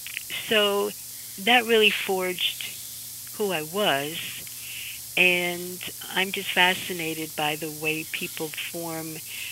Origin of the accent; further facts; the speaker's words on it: Amsterdam, North Holland, Netherlands; So, growing up in Amsterdam in the 1950s was a very safe place for me, but there wasn't a lot of diversity